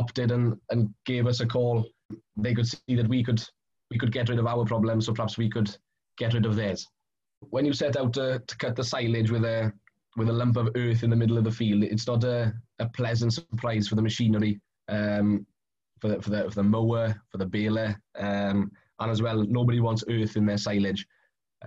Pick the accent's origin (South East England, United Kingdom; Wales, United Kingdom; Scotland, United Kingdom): Wales, United Kingdom; Carmarthenshire, South; I come from Carmarthenshire, South Wales.